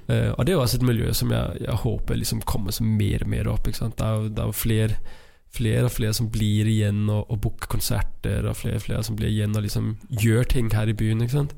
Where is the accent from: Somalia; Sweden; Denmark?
Denmark; Norwegian is a second language; moved away as an adult; now in Trondheim, Norway; jeg er dansk